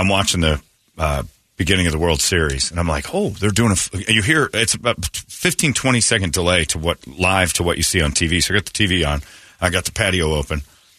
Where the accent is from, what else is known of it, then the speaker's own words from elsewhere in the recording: West Virginia, United States; I'm from West Virginia, too.